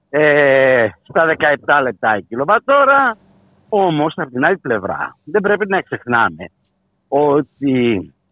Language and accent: Greek; Greece; θα συνεχίσουμε να πληρώνουμε ως Έλληνες καταναλωτές